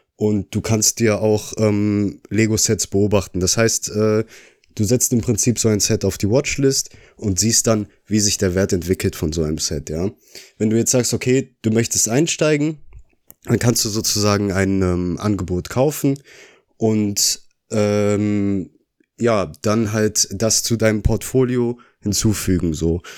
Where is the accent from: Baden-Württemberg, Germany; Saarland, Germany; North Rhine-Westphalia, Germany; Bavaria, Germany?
North Rhine-Westphalia, Germany; Oberhausen; komme auch aus Oberhausen